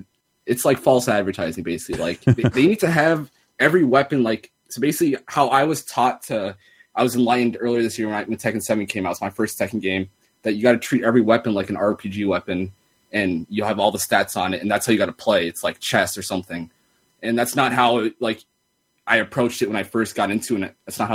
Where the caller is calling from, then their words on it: San Diego, California, United States; from San Diego.